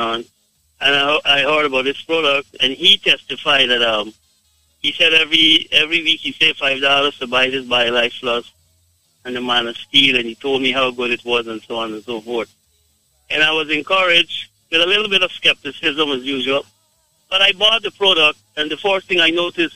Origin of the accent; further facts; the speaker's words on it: Guyana; I am from Guyana, but my wife is from Jamaica